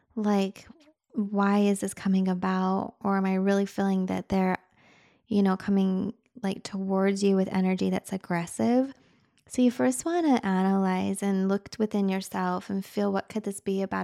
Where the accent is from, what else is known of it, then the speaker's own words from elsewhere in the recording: Utah, United States; moved away; also born or lived in Michigan; I grew up in Utah